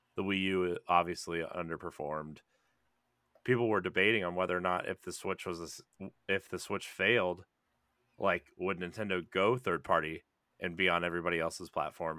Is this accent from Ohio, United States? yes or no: yes; rural Ohio, United States; I'm a pale white person from rural Ohio